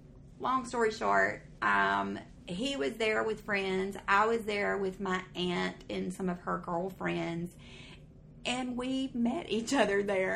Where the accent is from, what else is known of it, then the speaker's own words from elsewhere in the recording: Corinth, Mississippi, United States; moved away as an adult; also born or lived in Florence, Alabama / Alabama; I got married in 2014, and I lived in Corinth, Mississippi. I was a little Mississippi girl.